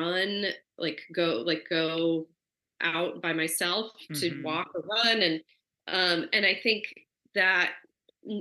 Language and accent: English; Portland, Oregon, United States; now in New York City, United States; I grew up in outside of Portland, which is couple hours inland